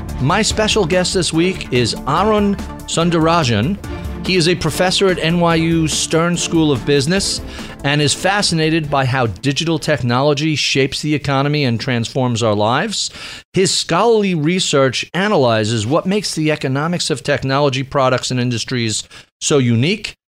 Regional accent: New York, United States; as a New Yorker

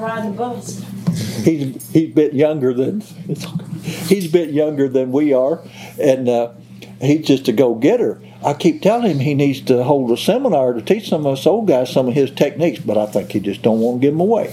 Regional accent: Mississippi County, Missouri, United States; now in central Missouri, United States; I was raised in Mississippi County, Missouri

